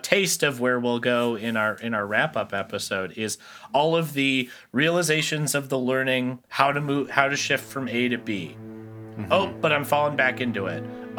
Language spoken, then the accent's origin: English; Midwest, United States; I'm from the Midwest